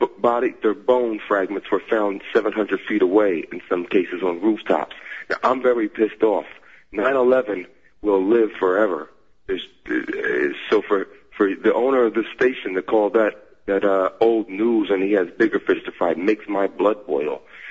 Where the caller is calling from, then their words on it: Philadelphia, Pennsylvania, United States; from Philadelphia.